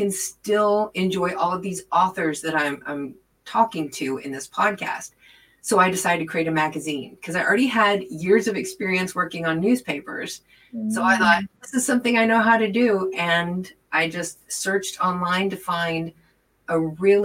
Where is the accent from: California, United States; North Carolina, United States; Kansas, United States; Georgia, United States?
Kansas, United States; Wichita; moved away as an adult; I was born in Wichita, Kansas, and lived there until I was 46 years old